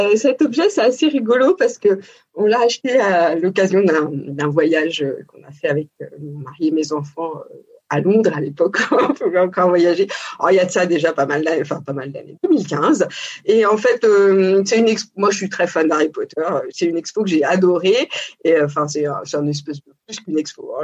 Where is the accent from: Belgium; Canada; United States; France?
France; Paris region, Île-de-France; also born or lived in Montpellier; j'ai euh, toujours vécu en région parisienne avec, euh, je dirais, une enfance assez assez choyée quand même, en pavillon de banlieue